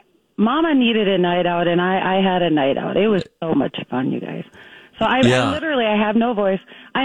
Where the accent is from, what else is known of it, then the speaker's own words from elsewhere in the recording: Minnesota, United States; I'm from Minnesota